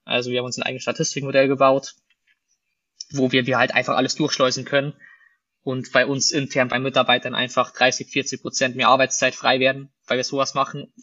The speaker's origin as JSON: {"language": "German", "region": "Bavaria", "country": "Germany", "moved": "yes", "said": "Wir kommen ja aus Bayern ursprünglich"}